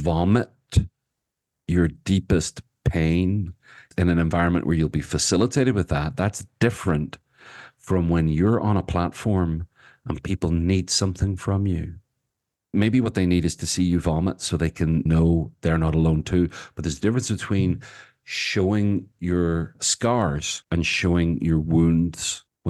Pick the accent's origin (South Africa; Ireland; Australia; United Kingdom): Ireland; That yes, I'm Irish, and so there's a kind of a maybe a genetic or certainly a cultural component to the fact that I talk a lot.